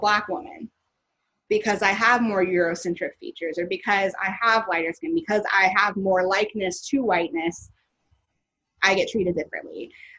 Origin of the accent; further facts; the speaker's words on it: the South, United States; now in Los Angeles, United States; I'm from the South, and I always joke with my roommate Nakia that I kind of miss Southern racism